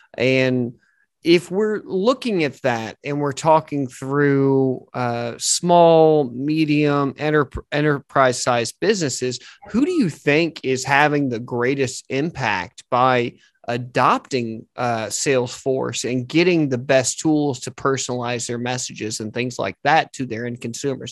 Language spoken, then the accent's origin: English; Texas, United States; my home state of Texas